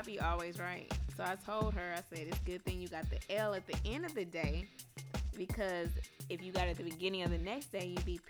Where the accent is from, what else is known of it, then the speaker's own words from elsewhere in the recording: Florida, United States; now in Austin, United States; Because y'all know I'm technically from Florida.